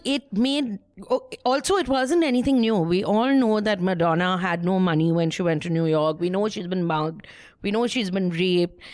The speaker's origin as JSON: {"language": "English", "town": "Kolkata", "region": "West Bengal", "country": "India", "said": "I'm from small town, Calcutta"}